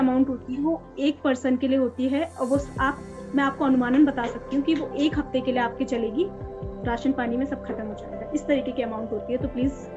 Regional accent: Pauri Garhwal, Uttarakhand, India; moved away; मैं पौड़ी गढ़वाल से हूँ तो मेरी पौड़ी गढ़वाल में बारिश वैसे कम होती है

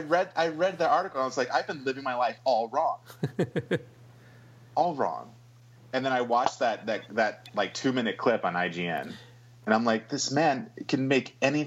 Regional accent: United Kingdom; Yeah, well, I'm British in real life, so it comes through.

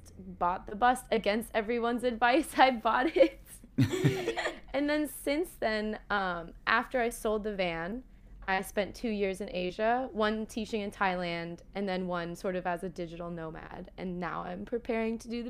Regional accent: California, United States; I'm from California

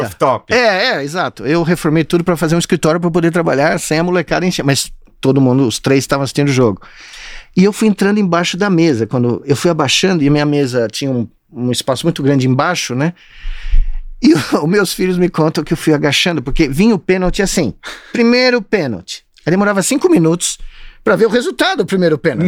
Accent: São Paulo, Brazil; moved away as an adult; also born or lived in United States; Tava jogando bola na rua Chanés, em Moema, um pouquinho tempo atrás, né? Aqui onde eu cresci

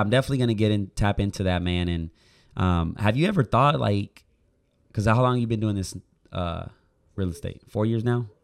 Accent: Puerto Rico; moved away as an adult; now in Oklahoma, United States; I grew up in Puerto Rico, then I moved it to Oklahoma, which I've been living there for seven years

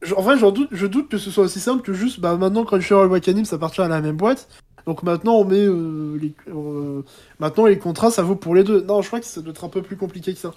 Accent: France; je parle en tant que français

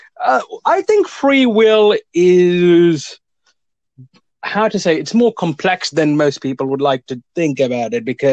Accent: India; now in Cambridge, United Kingdom; I'm from originally from India, but I've moved to the UK in the early 2000s. So I live in Cambridge, United Kingdom

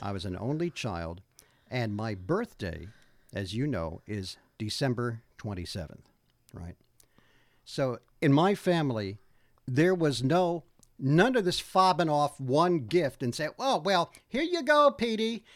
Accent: Old Bridge, New Jersey, United States; I grew up in Old Bridge, New Jersey, which is in Middlesex County

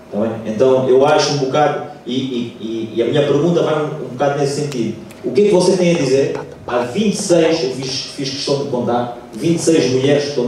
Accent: Cape Verde; Eu sou cabo-verdiano, okay. eu nasci em Cabo Verde, ah, a minha mãe é cabo-verdiana, o meu pai é português.

